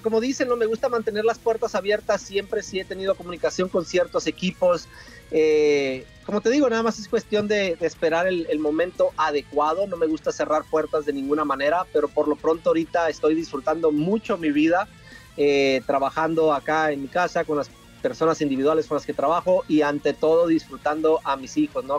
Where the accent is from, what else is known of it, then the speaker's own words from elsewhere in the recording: Tijuana, Baja California, Mexico; moved away; yo soy de Tijuana y Tijuana lo llevo en mi corazón